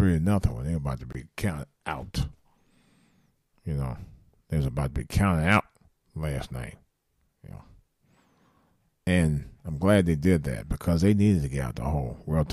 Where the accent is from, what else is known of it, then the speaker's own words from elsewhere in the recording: Cleveland, Ohio, United States; I'm from Cleveland